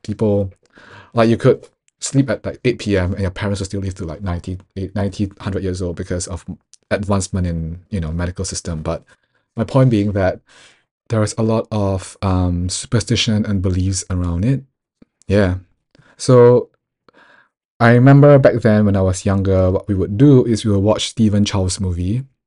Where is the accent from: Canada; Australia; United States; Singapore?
Singapore; moved away; also born or lived in United Kingdom; growing up in Singapore